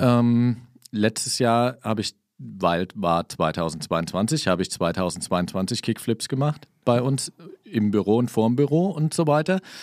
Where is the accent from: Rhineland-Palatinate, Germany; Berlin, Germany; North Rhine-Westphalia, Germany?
Rhineland-Palatinate, Germany; Kaiserslautern; also born or lived in Saarland; Ich bin in Kaiserslautern geboren, ähm, war dann im Saarland, hab da studiert.